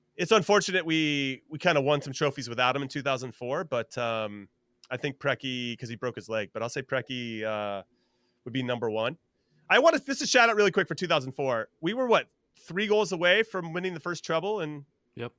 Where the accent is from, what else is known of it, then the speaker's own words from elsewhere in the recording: California, United States; moved away as an adult; also born or lived in Kansas City; I'm from California, so I'm back to my roots